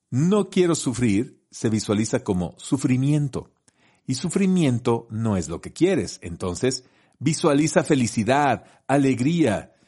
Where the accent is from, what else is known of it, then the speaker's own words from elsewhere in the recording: Colima, Mexico; moved away; yo soy de Colima, entonces hice la secundaria en Colima